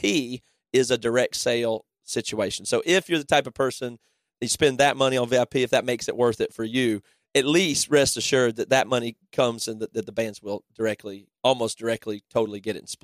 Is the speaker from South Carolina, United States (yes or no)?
yes; South Carolina, United States; now in Seattle, United States; we grew up in South Carolina until 2001, and just have carried our accents with us where we went.